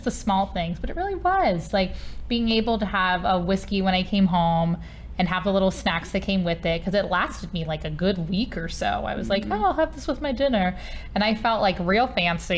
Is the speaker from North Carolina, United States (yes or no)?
no; Cincinnati, Ohio, United States; born or raised there